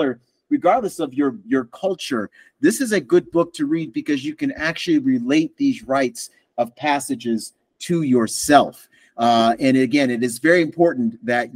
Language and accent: English; Buffalo, New York, United States; now in Asheville, United States; I am from Buffalo, and I am proud